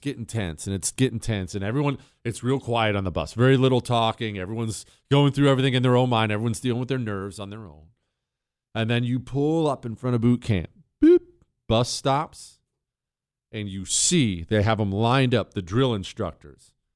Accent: Montana, United States; moved away as an adult; my hometown of Montana.

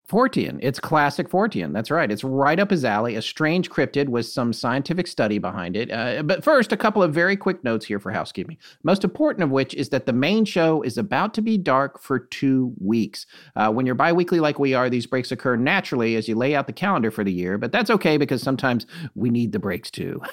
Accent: North Carolina, United States; right here in my home state of North Carolina.

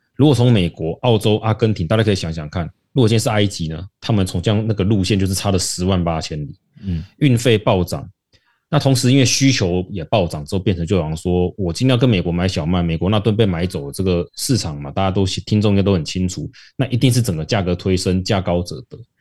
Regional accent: Taiwan; 我们台湾人努力去做出这种的成果

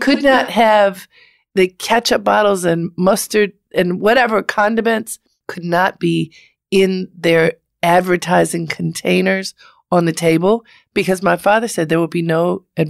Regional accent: Baltimore, Maryland, United States; I'm from Baltimore, the middle of three girls.

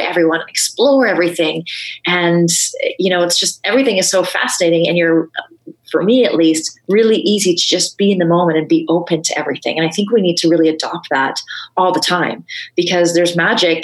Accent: Vancouver, British Columbia, Canada; now in Toronto, Canada; I grew up in Vancouver

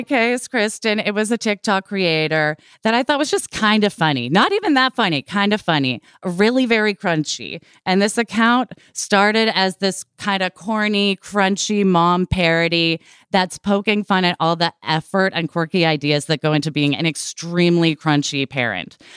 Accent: Portland, Oregon, United States; I grew up in Portland, Oregon in the late eighties, early nineties

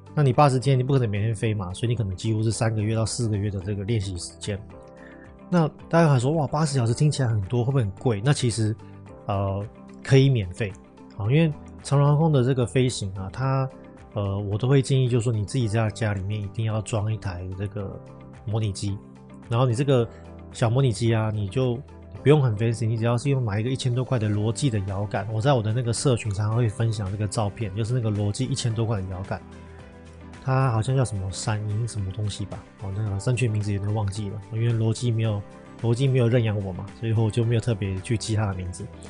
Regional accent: Taiwan; moved away as an adult; now in Northern Europe; 我是我们公司第一个台湾的护照

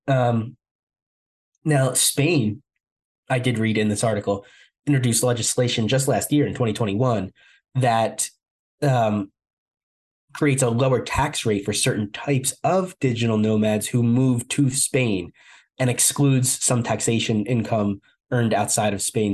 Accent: New Jersey, United States; That's my home state. I, I, live in New Jersey

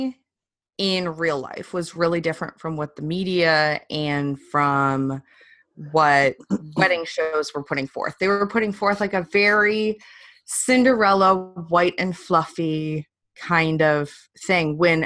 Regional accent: Detroit, Michigan, United States; moved away as an adult; also born or lived in England; I'm from Detroit

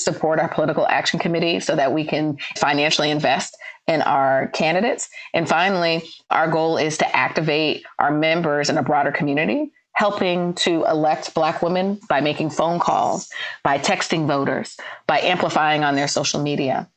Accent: Northeast, United States; moved away; I'm originally from the Northeast.

